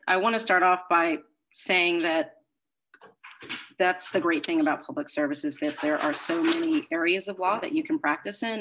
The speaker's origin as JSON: {"language": "English", "region": "Maryland", "country": "United States", "moved": "as an adult", "lives_now": "Boston, United States", "said": "I'm originally from Maryland."}